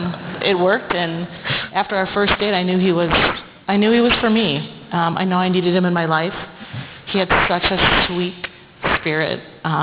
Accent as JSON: {"language": "English", "town": "Plymouth", "country": "United States", "tie": "born or raised there", "said": "we grew up in Plymouth here in a middle-class family. My journey has had Lutheran with a mix of covenant, non-denominational, evangelical, all in there."}